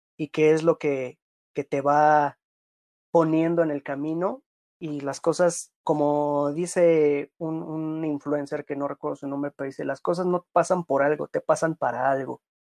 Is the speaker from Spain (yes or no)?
no; Mexico; also born or lived in Playa del Carmen / Cancún